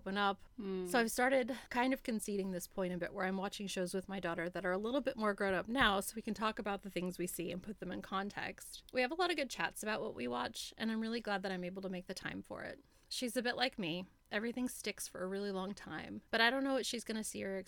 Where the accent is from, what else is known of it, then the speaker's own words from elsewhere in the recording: United States; moved away as an adult; now in Australia; growing up in America